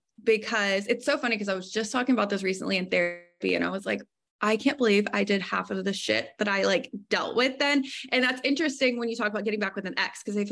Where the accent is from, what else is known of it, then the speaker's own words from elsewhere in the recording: Arkansas, United States; moved away as an adult; also born or lived in East Texas; So I'm originally from Arkansas.